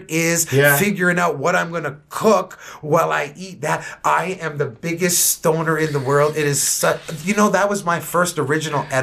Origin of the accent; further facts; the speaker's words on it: Toronto, Ontario, Canada; growing up in Finch